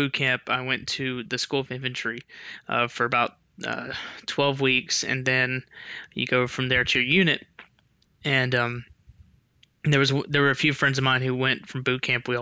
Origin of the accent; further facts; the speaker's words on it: Memphis, Tennessee, United States; I grew up in Memphis, Tennessee, in West Tennessee